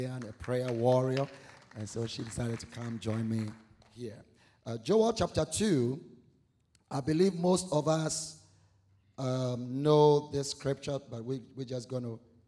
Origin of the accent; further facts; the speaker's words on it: Ghana; moved away as an adult; I'm originally from Ghana, West Africa. Been here almost 20 years